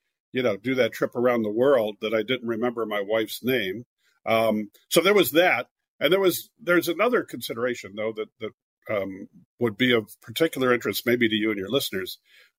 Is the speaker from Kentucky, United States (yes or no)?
no; California, United States; moved away; also born or lived in Philadelphia / New York